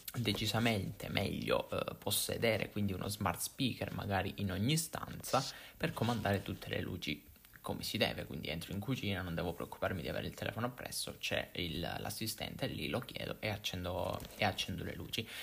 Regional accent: Italy; accent: Italian; la lingua inglese dettata da un italiano, quindi da una persona italiana. Non so se sia un problema di accento, del nostro accento

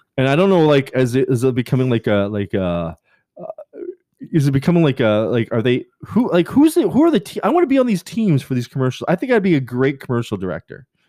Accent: Canada; I'm Canadian.

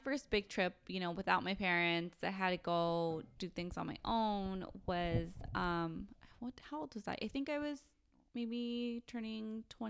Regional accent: Mexico; So I spoke Spanish and I was like, I'm from Mexico. Yo soy mexicana.

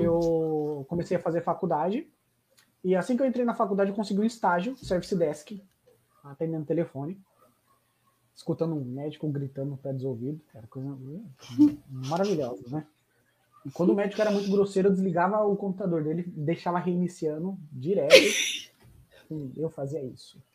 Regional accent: Greater ABC, São Paulo, Brazil; não sou de São Paulo capital, sou do, do, grande ABC

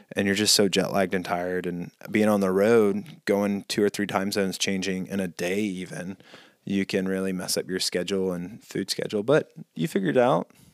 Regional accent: Mississippi, United States; growing up in Mississippi, mosquitoes are big there

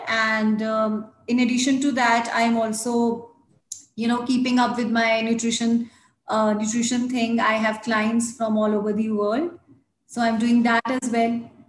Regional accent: Chandigarh, India; moved away as an adult; now in Lahore; I'm basically from Chandigarh, but got married in Lahore, so staying here now.

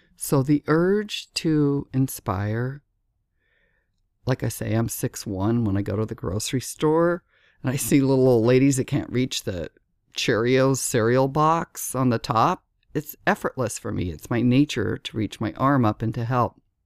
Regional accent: Southern California, United States; moved away as an adult; also born or lived in Laguna Beach, California; now in Miami, United States; I'm from California, Southern California, and lived in Laguna Beach on the beach

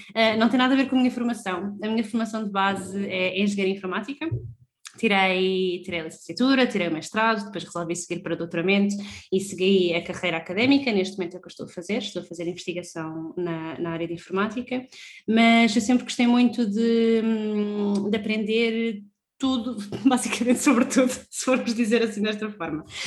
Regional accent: Lisbon, Portugal; saímos de Lisboa, que era onde, onde nós sempre morámos

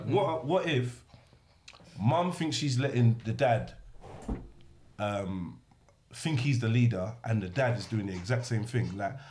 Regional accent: Nigeria; I'm from Africa, right? Yeah. I'm from Nigeria.

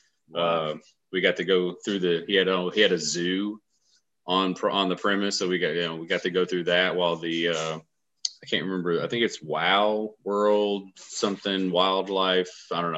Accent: Huntsville, Alabama, United States; I grew here in Huntsville. I graduated from Buckhorn in 2000.

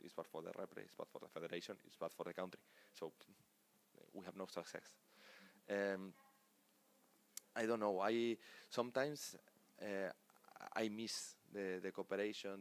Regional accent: Spain; English is a second language; moved away

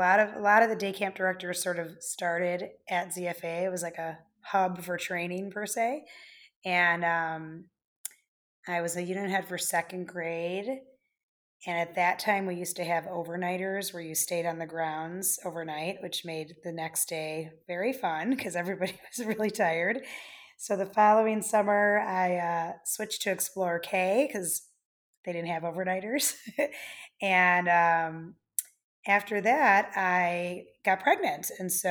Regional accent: Wheeling, Illinois, United States; also born or lived in Buffalo Grove; So starting at three, I grew up in Wheeling in Buffalo Grove.

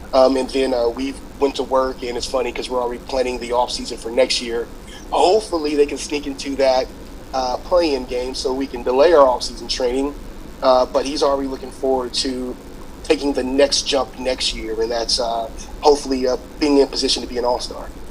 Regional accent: Louisiana, United States; moved away as an adult; now in Los Angeles, United States; I'm from Louisiana. I moved here um, in 2008

